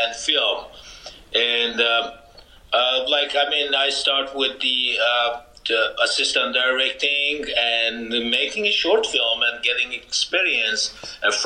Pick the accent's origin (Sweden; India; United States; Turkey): Turkey; also born or lived in Iran; now in Canada; I'm born in Iran. I grew up in Turkey.